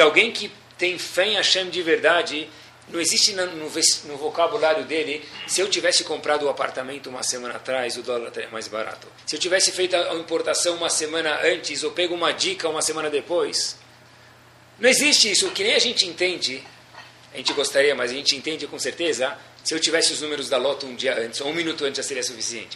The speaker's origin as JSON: {"language": "Portuguese", "country": "Brazil", "said": "nós somos brasileiros"}